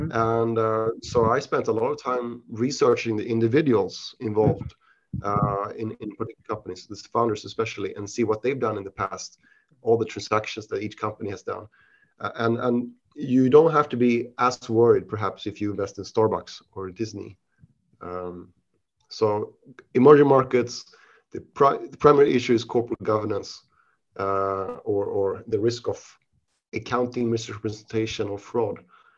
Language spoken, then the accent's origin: English; Sweden; English is a second language; moved away as an adult; also born or lived in Switzerland / United Kingdom; now in Asia; I consider myself Swedish because my parents are Swedish. But I was born in Switzerland outside of Geneva to Swedish parents. I moved to Sweden when I was 6 years old and I studied there, you know, for most of my education.